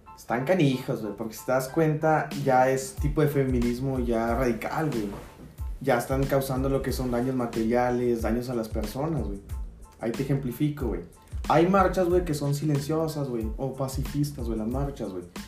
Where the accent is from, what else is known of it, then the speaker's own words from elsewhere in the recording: Mexico; como mexicanos